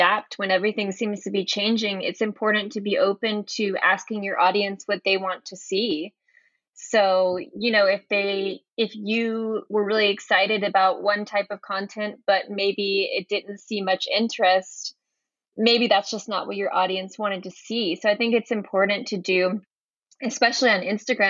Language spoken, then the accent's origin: English; Atlanta, Georgia, United States; moved away as an adult; also born or lived in Santiago, Chile; now I'm back living in my hometown of Atlanta